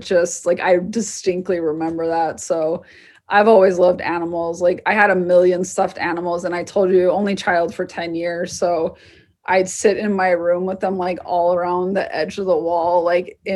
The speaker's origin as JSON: {"language": "English", "region": "Southwest", "country": "United States", "said": "I'm from the Southwest"}